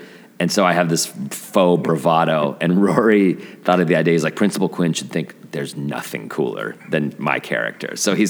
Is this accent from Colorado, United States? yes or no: yes; Denver, Colorado, United States; you know, we're all from Denver.